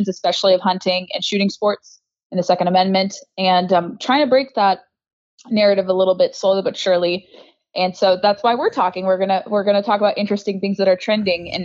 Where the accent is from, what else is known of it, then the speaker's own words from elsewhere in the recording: Southern California, United States; moved away as an adult; now in Washington, D.C., United States; I grew up in Southern California, moved to the DC area about 10 years ago